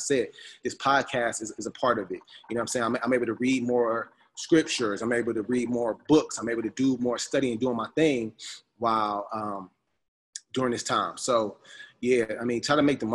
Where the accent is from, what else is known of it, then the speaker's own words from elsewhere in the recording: United States; moved away as an adult; being an American that's been over here